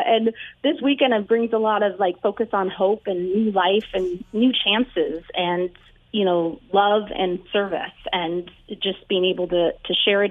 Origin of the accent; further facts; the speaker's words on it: California, United States; I grew up in California.